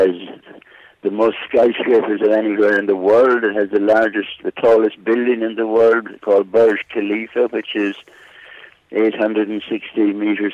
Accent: Ballinasloe, Connacht, Ireland; accent: Irish; moved away as an adult; also born or lived in London / Shannon; now in Dubai, United Arab Emirates; I'm from Ballinasloe in County Galway.

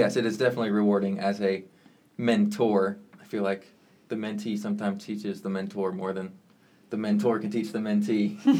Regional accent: Kentucky, United States; growing up in Kentucky

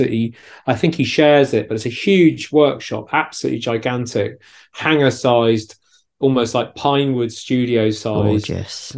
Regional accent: Gloucestershire, South West England, United Kingdom; moved away as an adult; also born or lived in London; I grew up in Gloucestershire

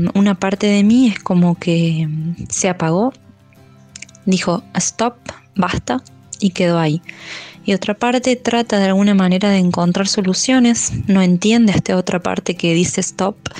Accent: Argentina; soy de Argentina, tengo 32 años

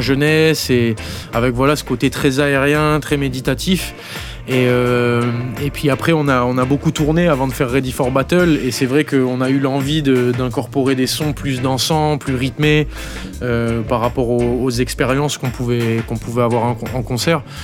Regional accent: New Caledonia; moved away; je suis de Nouvelle-Calédonie. Et en Nouvelle-Calédonie, on a une grosse culture reggae

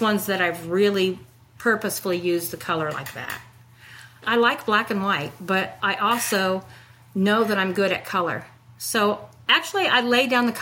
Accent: Illinois, United States; moved away as an adult; also born or lived in Paducah, Kentucky; now in Augusta, United States; I grew up in Illinois on a 1,000-acre grain farm

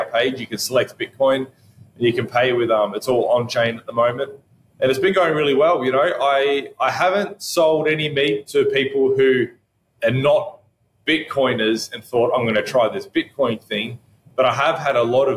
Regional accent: Albury, New South Wales, Australia; my hometown, Albury here

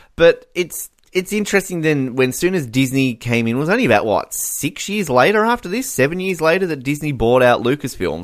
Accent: Australia

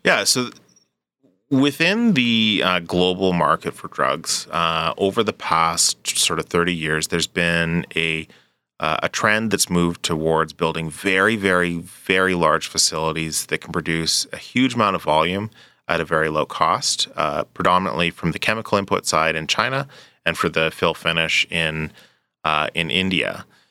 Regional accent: Edmonton, Alberta, Canada; moved away; also born or lived in British Columbia; I grew up in Edmonton. I, I actually, it was a return home

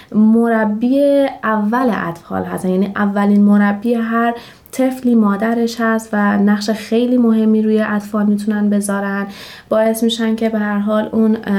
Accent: Shiraz, Fars, Iran; 29 سالمه و اهل شیراز هستم

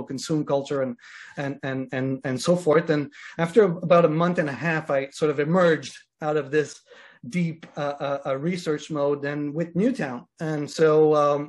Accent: Canada; I'm Canadian, and I'm in Toronto right now. I live in Canada

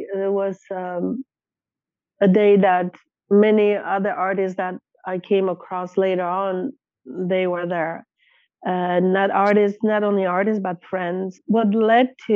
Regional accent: Poland; moved away as an adult; now in Canada; I was a newcomer to this country. I came here when I was 20 from Poland

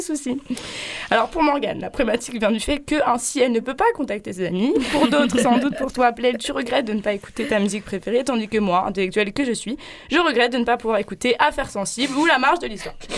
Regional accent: Paris, Île-de-France, France; moved away as an adult; now in Marseille, France; j'ai vécu 23 ans à Paris, j'ai débarqué au mois de septembre ici

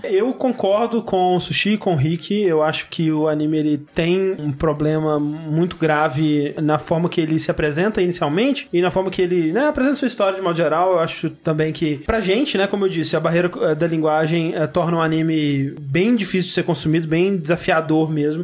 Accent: Brazil; a gente é brasileiro

